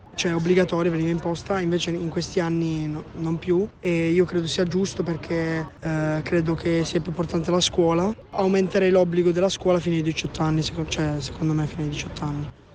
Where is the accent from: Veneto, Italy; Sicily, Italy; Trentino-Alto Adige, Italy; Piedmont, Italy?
Piedmont, Italy; Piossasco/Pianezza area; ho 16 anni e vengo dal Pignano